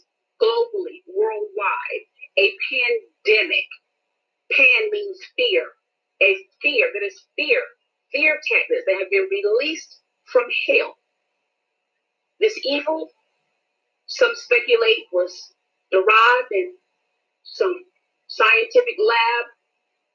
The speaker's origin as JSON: {"language": "English", "region": "North Carolina", "country": "United States", "said": "I'm from North Carolina"}